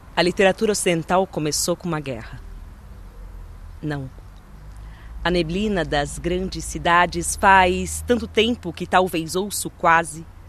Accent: São Paulo, Brazil; da cidade de São Paulo, que é de onde eu venho

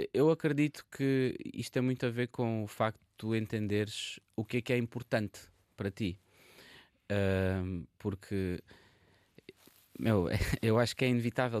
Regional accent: Barreiro, Lisbon, Portugal; also born or lived in Paris suburbs; now in Vila Nova de Gaia, Portugal; eu nasci e cresci no Barreiro

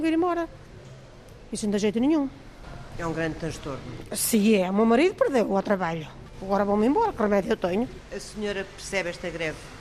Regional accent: Felgueiras, Norte, Portugal; sou de Felgueiras

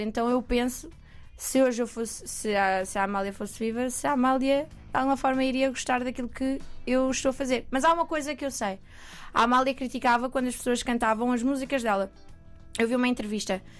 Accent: Coimbra, Centro, Portugal; moved away as an adult; now in Lisbon, Portugal; eu sou de Coimbra, uhum. Uhum. vim para Lisboa há coisa de dois anos e meio

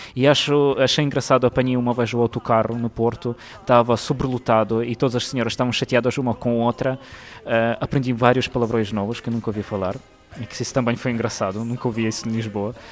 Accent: Lviv, Lviv Oblast, Ukraine; Portuguese is a second language; now in Portugal; eu sou de Lviv

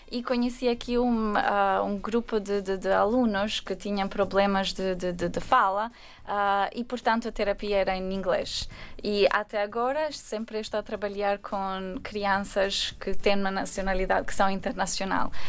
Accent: Albania; Portuguese is a second language; now in Portugal; Só um, quando estava na Albânia, a minha avó estava sempre a ouvir as, a ver as telenovelas uh, brasileiras.

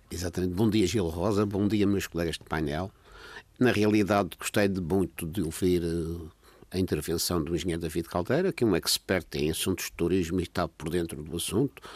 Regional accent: Madeira, Portugal; Eu estou preocupado como madeirense

